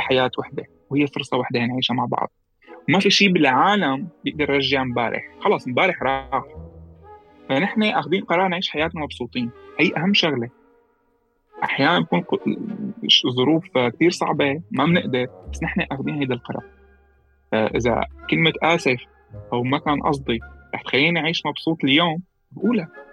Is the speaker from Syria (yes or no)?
yes; Latakia, Latakia Governorate, Syria; moved away; انا من اللاذقيه